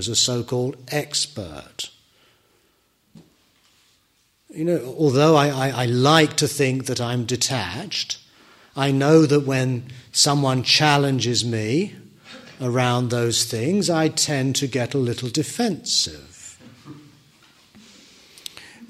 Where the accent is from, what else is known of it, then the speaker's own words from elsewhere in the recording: United Kingdom; I'm British.